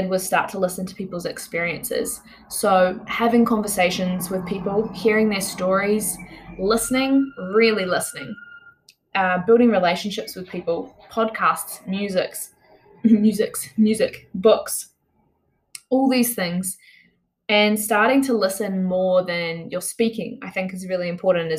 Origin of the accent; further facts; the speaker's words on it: New Zealand; I'm from Aotearoa, New Zealand